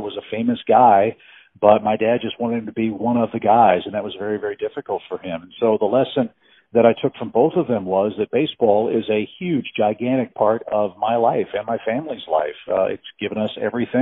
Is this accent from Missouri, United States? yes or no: yes; St. Louis, Missouri, United States; also born or lived in Orlando, Florida / Chicago; now in Florida, United States; I grew up in St. Louis, Missouri